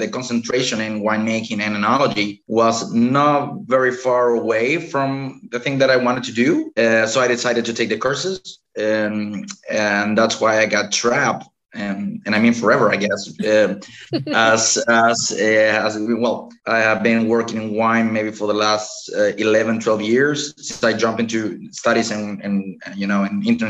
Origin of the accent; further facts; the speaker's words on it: Chile; moved away as an adult; also born or lived in Germany / Rías Baixas, Spain; now in Spain; I'm originally from Chile, South America